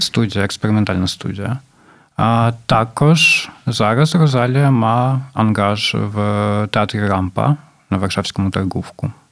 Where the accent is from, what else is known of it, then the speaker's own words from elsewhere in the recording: Poltava, Poltava Oblast, Ukraine; moved away as an adult; now in Warsaw, Poland; моєї рідної Полтави